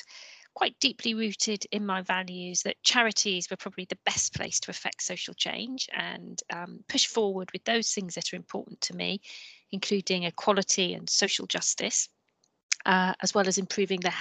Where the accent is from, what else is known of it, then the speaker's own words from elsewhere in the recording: Merseyside, North West England, United Kingdom; moved away as an adult; also born or lived in Manchester / London; I grew up in Merseyside, which is near Liverpool in the 80s